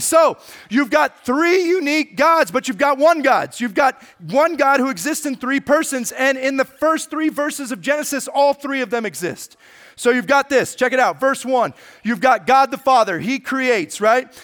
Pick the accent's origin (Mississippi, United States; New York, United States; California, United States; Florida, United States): California, United States; Lodi; I grew up in the amazing town of Lodi, California